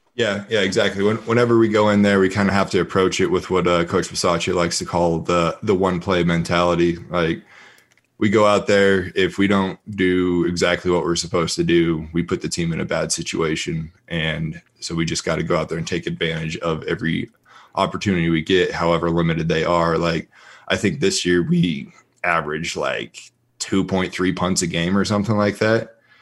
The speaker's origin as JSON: {"language": "English", "region": "Colorado", "country": "United States", "moved": "yes", "lives_now": "Las Vegas, United States", "said": "I'm from Colorado, so I went back there for a couple weeks"}